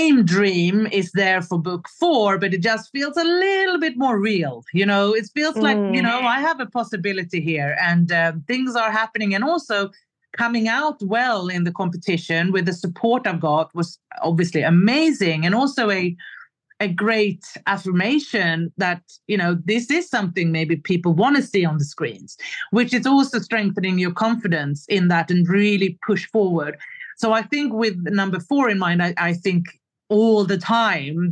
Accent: Stockholm, Stockholm County, Sweden; moved away as an adult; now in Stockholm, Sweden; a big move back to my home country, to Stockholm, Sweden

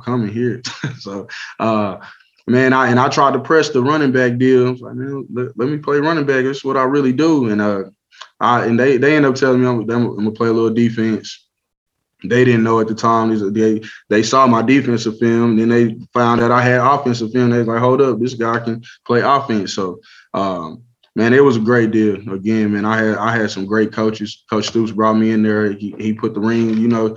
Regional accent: Lawton, Oklahoma, United States; I was from Lawton

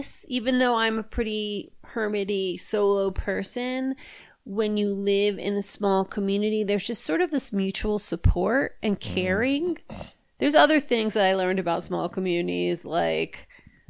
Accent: New York, United States; moved away; I grew up there

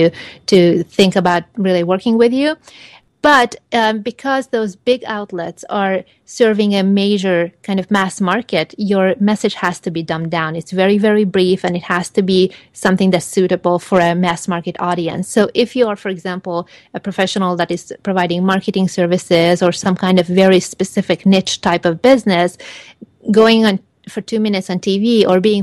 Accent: Hungary; also born or lived in Los Angeles, United States; now in Palm Desert, United States; I'm originally from Hungary, and I lived in six other countries before moving over here.

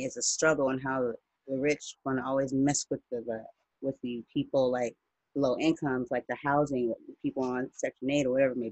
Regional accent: United States; I'm not from Africa. I'm black, I'm American

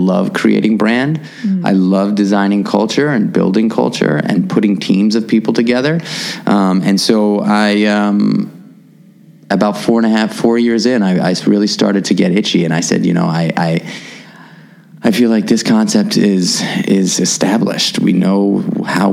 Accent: New York City, New York, United States; as a kid growing up in New York City

